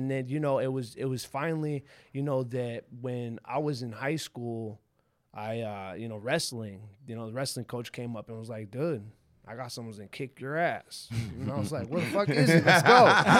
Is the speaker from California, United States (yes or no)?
yes; Pasadena, California, United States; I grew up in Pasadena, you know, Pasadena, California. That's where I'm from.